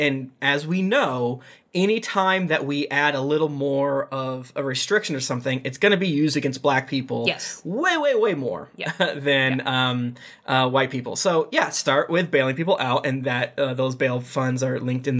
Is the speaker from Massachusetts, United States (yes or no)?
yes; Boston, Massachusetts, United States; And I'm from Boston.